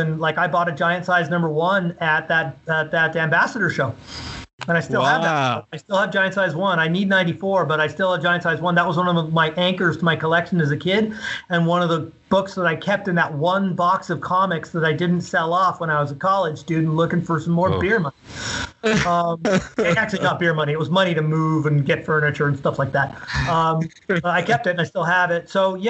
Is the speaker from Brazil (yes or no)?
no; London, United Kingdom; born there; You know, as I told you, I was born in London, so my parents have the English accent.